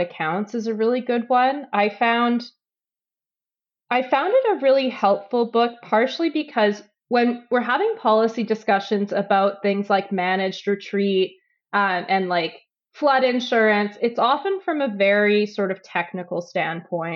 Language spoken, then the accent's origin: English; Edmonton, Alberta, Canada; growing up in Edmonton